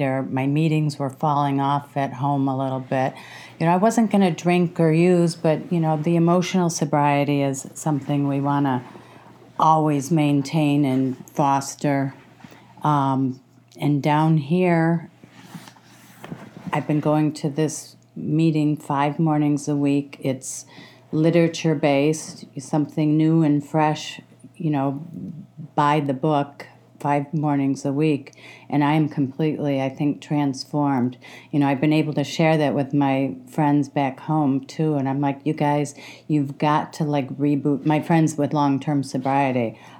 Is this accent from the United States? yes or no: yes; Detroit, Michigan, United States; I'm from the Detroit area, suburb of Michigan there, out of Detroit